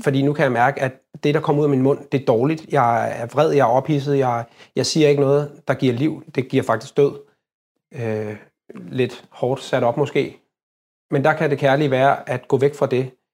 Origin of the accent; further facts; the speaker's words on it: Copenhagen, Capital Region of Denmark, Denmark; jeg er født og opvokset i København